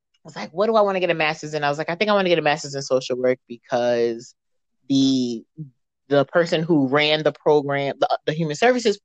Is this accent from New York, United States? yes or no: yes; New York City, New York, United States; I'm from the Bronx, born and raised